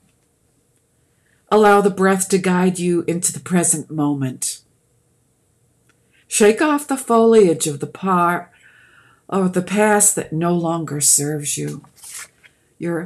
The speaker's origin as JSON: {"language": "English", "town": "Boston", "region": "Massachusetts", "country": "United States", "also_born_or_lived": "Georgia", "accent": "Bostonian", "moved": "as an adult", "said": "I'm from Boston because I said Florida. We put an R on the end of words that aren't there"}